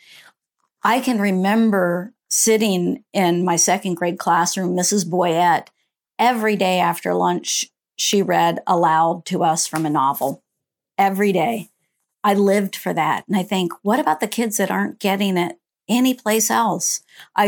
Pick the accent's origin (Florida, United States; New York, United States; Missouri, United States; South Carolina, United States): Florida, United States; Central; I grew up in Central Florida, small town in Central Florida